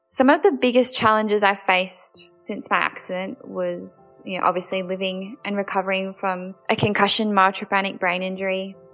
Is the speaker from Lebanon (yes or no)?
no; Adelaide, South Australia, Australia; I'm from Adelaide in South Australia